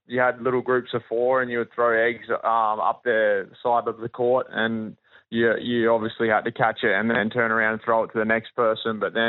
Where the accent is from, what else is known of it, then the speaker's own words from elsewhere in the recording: Warrnambool, Victoria, Australia; But then also a lot of people that I grew up around in Warrnambool and Victoria